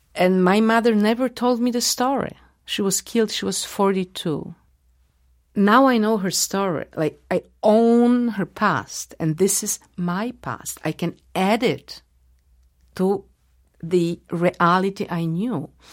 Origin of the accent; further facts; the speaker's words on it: Warsaw, Masovian Voivodeship, Poland; English is a second language; I was born in Warsaw and uh, I had Polish parents and Polish friends, and I used to go to Polish schools